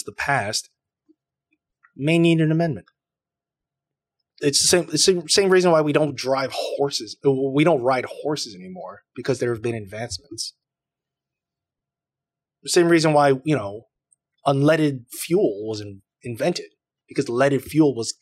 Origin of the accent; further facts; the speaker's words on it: Taiwan; moved away; I'm from Taiwan